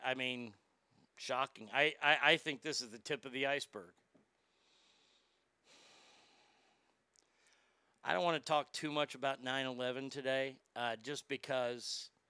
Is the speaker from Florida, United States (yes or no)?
no; Dallas, Texas, United States; I'm from Dallas